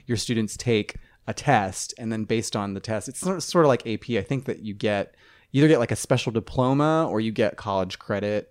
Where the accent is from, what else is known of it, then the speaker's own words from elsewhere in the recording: Ohio, United States; moved away; I'm from Ohio